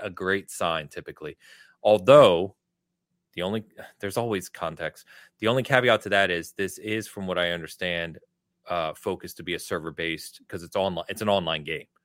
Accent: England, United Kingdom; I am English

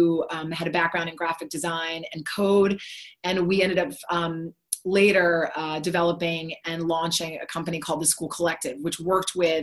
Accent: Philadelphia, Pennsylvania, United States; I'm born and raised in Philadelphia, grew up in the city

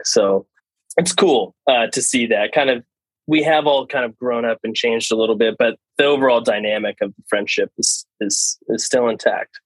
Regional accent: Dallas, Texas, United States; also born or lived in San Antonio, Texas / California; now in Austin, United States; I was born in Dallas. Moved to San Antonio for high school

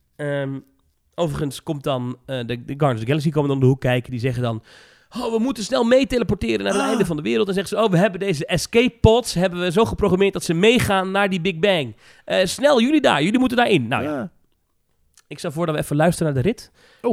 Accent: Netherlands; Ik ben een Nederlander

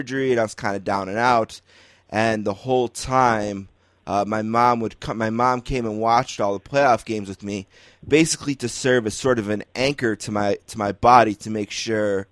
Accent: Buffalo, New York, United States; growing up in Buffalo

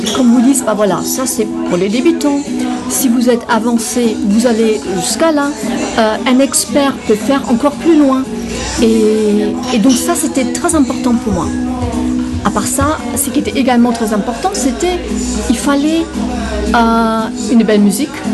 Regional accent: Germany; moved away; je suis allemande

